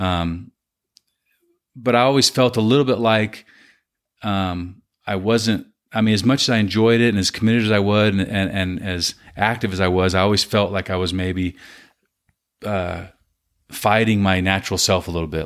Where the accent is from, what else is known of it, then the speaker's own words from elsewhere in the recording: Southern California, United States; I was born in California, Southern California